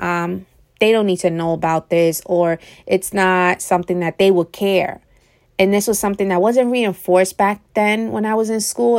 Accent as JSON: {"language": "English", "country": "United States", "tie": "born or raised there", "said": "I grew up in America"}